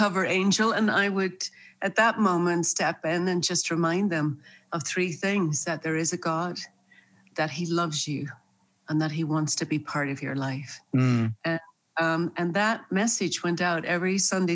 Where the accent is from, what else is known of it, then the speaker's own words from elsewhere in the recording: Northern Ireland, United Kingdom; moved away; also born or lived in New York; I was born and raised in Northern Ireland